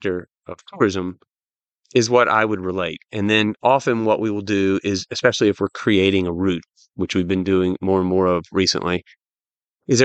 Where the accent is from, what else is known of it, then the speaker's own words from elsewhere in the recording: United States; I'm an American